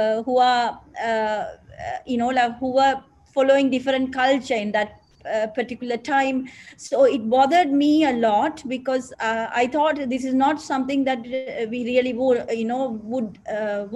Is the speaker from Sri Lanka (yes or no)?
yes; Mannar, Northern Province, Sri Lanka; moved away as an adult; also born or lived in Colombo; my hometown is Mannar.